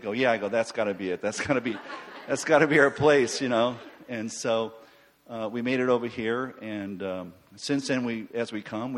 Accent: Florida, United States; We're from Florida

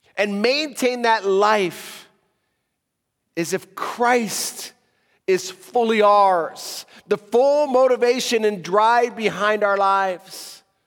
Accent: United States; now in Africa; as a American living in Africa

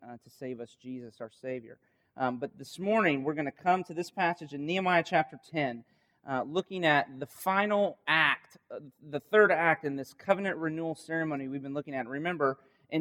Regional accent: Winter Haven, Florida, United States; this is my hometown

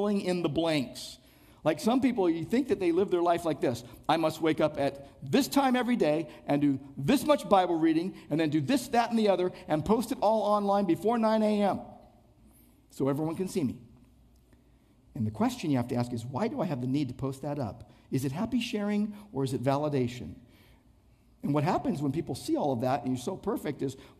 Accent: Downey, California, United States; also born or lived in Irvine; growing up in Downey

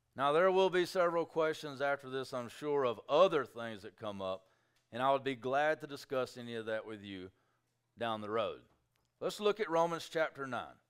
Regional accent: United States; I'm an American

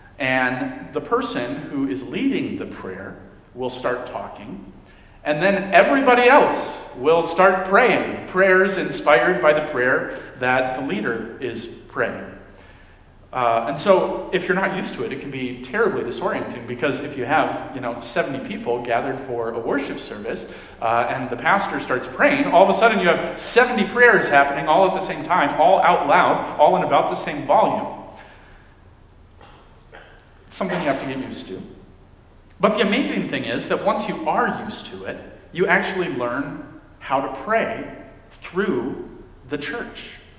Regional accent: Dominican Republic; When I was a kid, I grew up in the Dominican Republic.

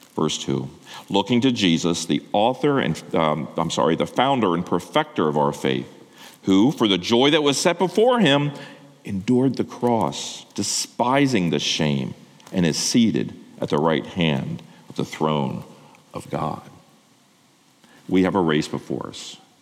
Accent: Lancaster County, Pennsylvania, United States; I grew up in Lancaster County, uh, Amish and Mennonite, who are pacifists.

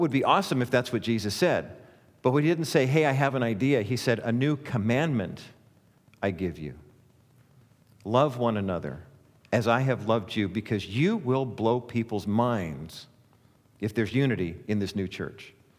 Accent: Orange County, California, United States; born and raised in Orange County, and so I remember growing up in the Cowan Heights area

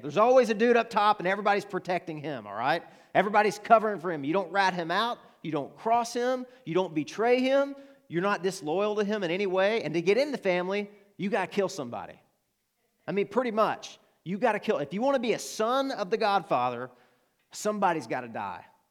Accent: Arkansas, United States; accent: Arkansan; that's my Arkansan accent.

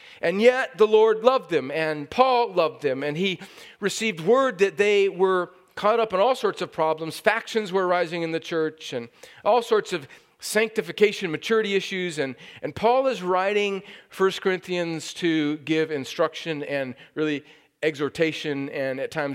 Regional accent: California, United States; moved away; I've been in my home country of California. It is still part of the United States

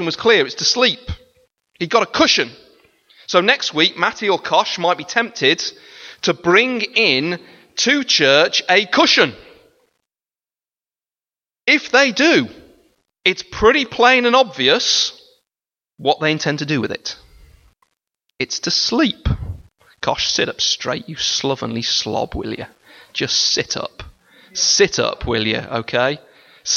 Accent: United Kingdom; We are British

